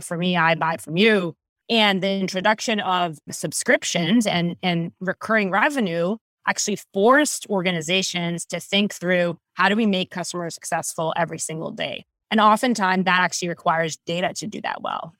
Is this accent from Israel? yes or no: yes; Israel; moved away as an adult; now in California, United States; I was born and raised in Israel, moved to California about twelve years ago